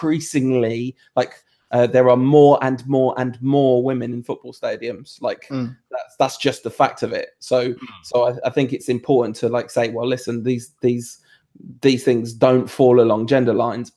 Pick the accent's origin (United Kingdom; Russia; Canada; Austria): United Kingdom; England; I'm English, it's the same thing. I'm also French